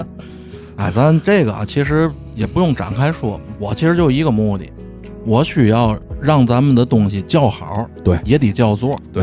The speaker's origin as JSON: {"language": "Chinese", "region": "Tianjin", "country": "China", "said": "咱天津人"}